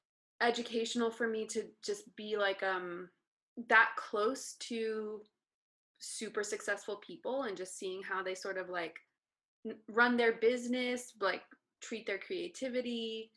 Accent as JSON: {"language": "English", "town": "Las Cruces", "region": "New Mexico", "country": "United States", "tie": "born or raised there", "lives_now": "Los Angeles, United States", "said": "Las Cruces, New Mexico."}